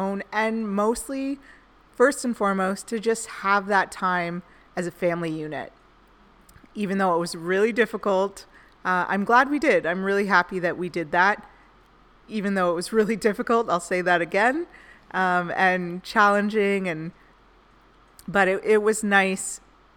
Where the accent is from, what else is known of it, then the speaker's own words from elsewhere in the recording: Canada; I'm originally from Canada